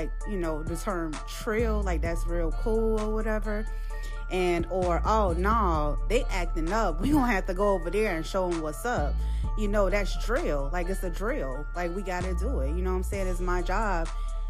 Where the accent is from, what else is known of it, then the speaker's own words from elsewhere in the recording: Chicago, Illinois, United States; I am from Chicago